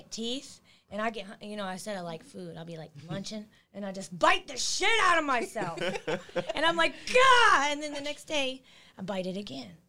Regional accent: Texas, United States; Yeah, I like beef. I'm from Texas.

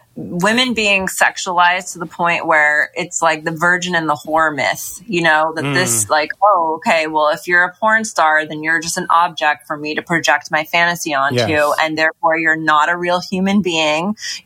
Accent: Hollywood, California, United States; growing up in Hollywood, the porn industry is here as well.

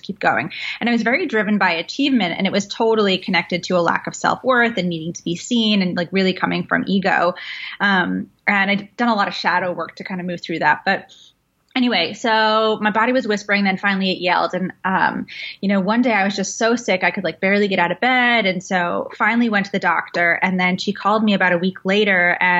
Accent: London, United Kingdom; born there; So I'm an immigrant. I'm half Iraqi, half Welsh. I was born in London.

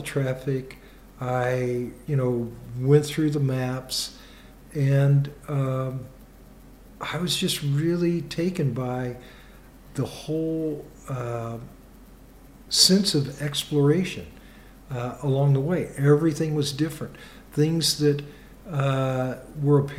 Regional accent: Kansas City, United States; moved away; also born or lived in Iowa; when I was young, growing up in Kansas City, we lived in a very urban area

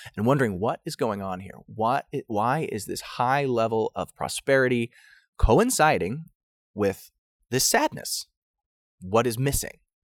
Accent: United States; as an American

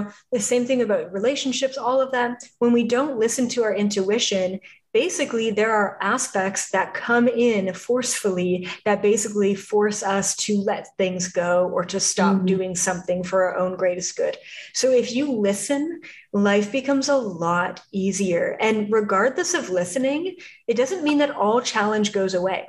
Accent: Canada; moved away as an adult; now in Los Angeles, United States; I was from Canada

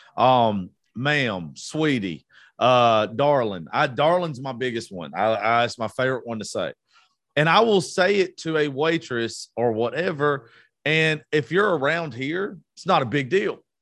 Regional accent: the South, United States; We're from the South

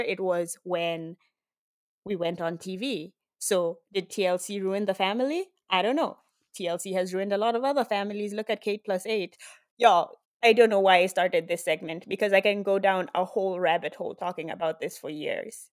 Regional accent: Nairobi, Kenya; moved away as an adult; now in Miami, United States; I grew up in Kenya

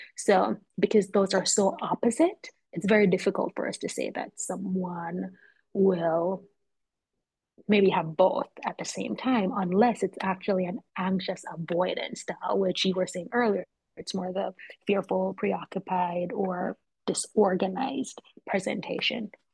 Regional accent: Kingston, Jamaica; now in Philadelphia, United States; I'm originally from Jamaica, Kingston, Jamaica

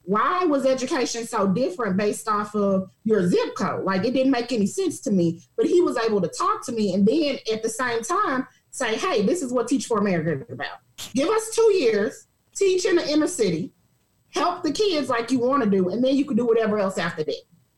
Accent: St. Louis, Missouri, United States; also born or lived in Dallas, Texas; So I actually grew up, I was born in St. Louis. We did a lot of back and forth moving between St. Louis and Dallas as I was coming up.

